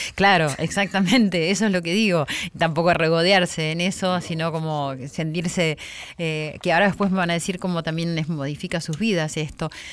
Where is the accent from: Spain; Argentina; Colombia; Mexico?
Argentina; nos pasa a los argentinos